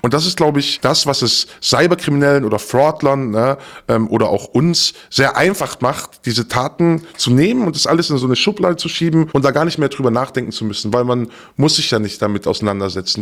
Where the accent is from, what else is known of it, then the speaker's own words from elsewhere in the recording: Stuttgart, Baden-Württemberg, Germany; Also ich bin geboren in Stuttgart, wir sind aufs Land gezogen mit meinen Eltern